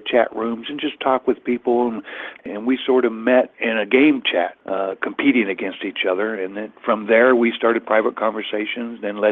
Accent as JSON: {"language": "English", "area": "Middle America", "region": "Midwest", "country": "United States", "said": "I'm from Middle America."}